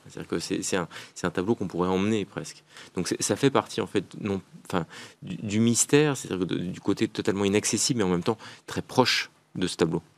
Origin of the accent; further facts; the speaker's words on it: France; je suis un Français parmi d'autres